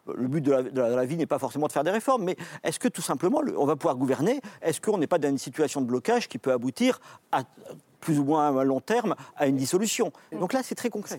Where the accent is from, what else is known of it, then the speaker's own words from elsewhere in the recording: France; on est français